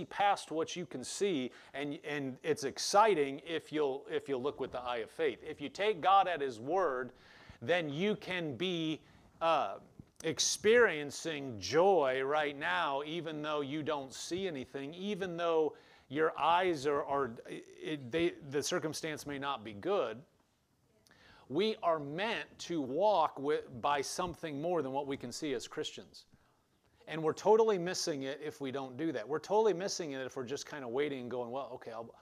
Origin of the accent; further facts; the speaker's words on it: eastern Nebraska, United States; moved away; I was from eastern Nebraska, so all Omaha's all the way on the east side.